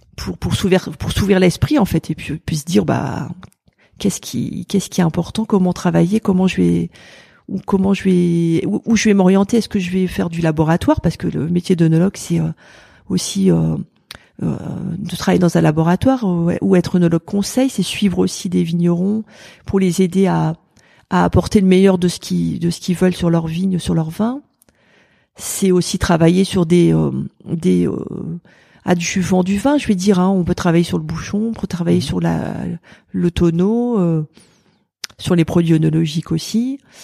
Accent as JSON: {"language": "French", "area": "Pas-de-Calais", "region": "Hauts-de-France", "country": "France", "also_born_or_lived": "Lille / Montpellier", "moved": "as an adult", "lives_now": "Burgundy, France", "said": "je suis originaire du Pas-de-Calais"}